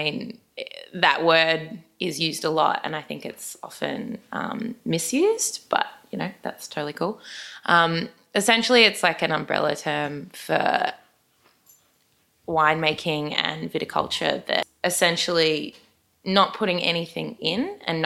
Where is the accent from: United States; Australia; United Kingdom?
Australia; Brisbane, Queensland; I am from Brisbane.